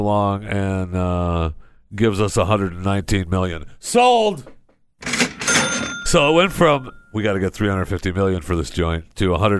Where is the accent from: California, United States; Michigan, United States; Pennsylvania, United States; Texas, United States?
Michigan, United States; because I grew up in Michigan, and you know the farmers all sold their fruits and vegetables and stuff.